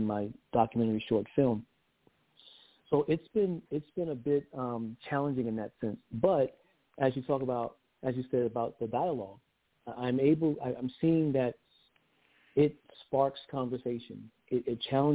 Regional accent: Georgetown, South Carolina, United States; I'm from Georgetown, South Carolina. We're just north of Charleston

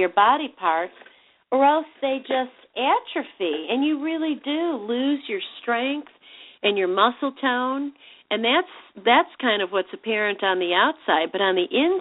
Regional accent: Chicago, Illinois, United States; moved away; when I lived in Chicago, my hometown

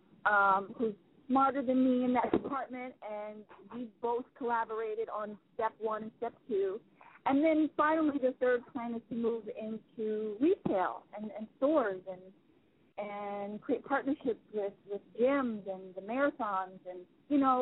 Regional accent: Baltimore, Maryland, United States; now in Hollywood, United States; Baltimore is my hometown. I'm out in Hollywood now, but I'm a Baltimore girl

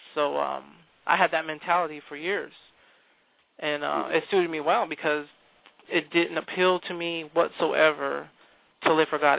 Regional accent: California, United States; moved away; we come from California. Um, we grew up in uh, Calvary Chapel uh, over in California

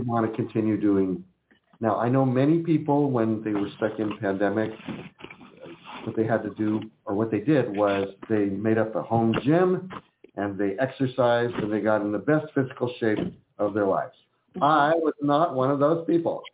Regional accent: California, United States; also born or lived in Philadelphia, Pennsylvania; I'm a California boy who happened to be born in Pennsylvania

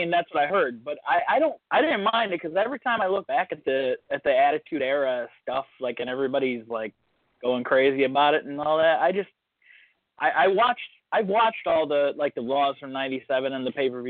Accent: Toledo, Ohio, United States; from Toledo.

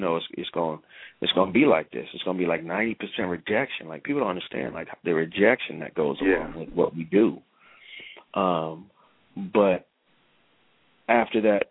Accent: New York, United States; also born or lived in Clinton, South Carolina; I was born there, but I was raised in New York

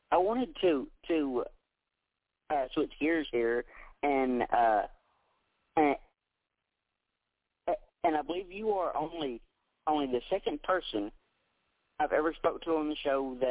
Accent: Tennessee, United States; I was born and raised right here in Tennessee

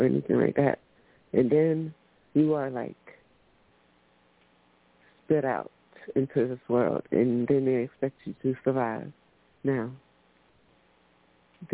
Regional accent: Orlando, Florida, United States; I'm from Orlando, Florida. I moved to a small town

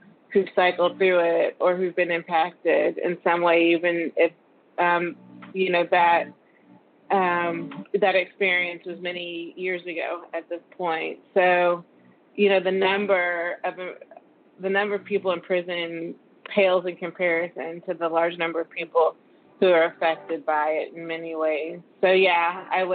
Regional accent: Texas, United States; I am from Texas

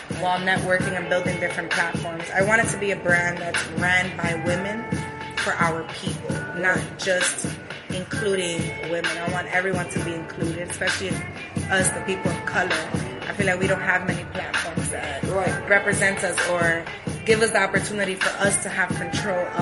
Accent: New York City, New York, United States; moved away as an adult; now in Charlotte, United States; I was born and raised in Harlem

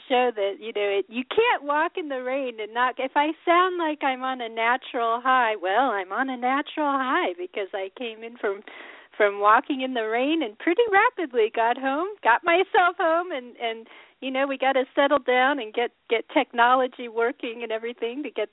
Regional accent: Colorado, United States; I was this girl growing up in Colorado

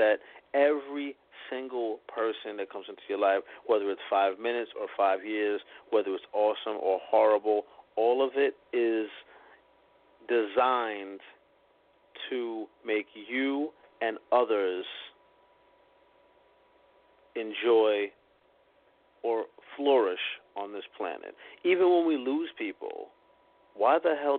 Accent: Boston, Massachusetts, United States; moved away as an adult; also born or lived in New York City; my hometown

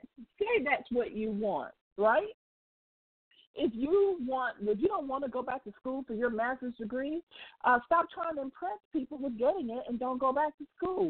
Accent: United States; I don't live anywhere else outside of the U.S., so I can only talk about being an American

